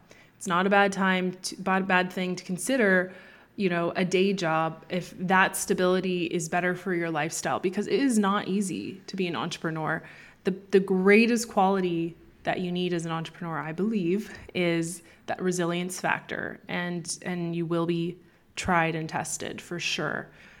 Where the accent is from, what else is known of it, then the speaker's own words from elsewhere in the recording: Canada; moved away as an adult; also born or lived in Toronto; now in Spain; I was born in Canada.